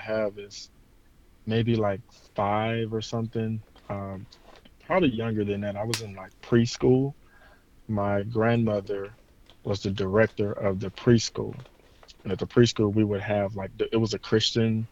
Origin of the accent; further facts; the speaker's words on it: Memphis, Tennessee, United States; now in Las Vegas, United States; I'm originally from Memphis, Tennessee, born and raised there, and now I live in Las Vegas